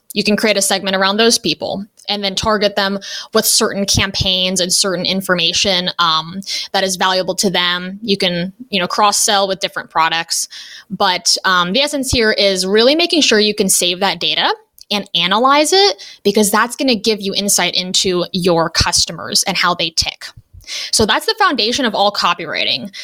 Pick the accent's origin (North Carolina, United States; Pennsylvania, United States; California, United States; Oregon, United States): California, United States; Los Angeles; moved away as an adult; now in Ohio, United States; I am from Los Angeles originally, but I now live in a small town in Ohio